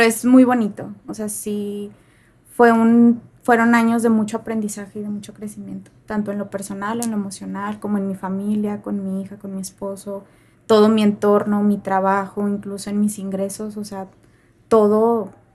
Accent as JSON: {"language": "Spanish", "town": "Saltillo", "region": "Coahuila", "country": "Mexico", "tie": "born or raised there", "said": "yo pues nací aquí en Saltillo"}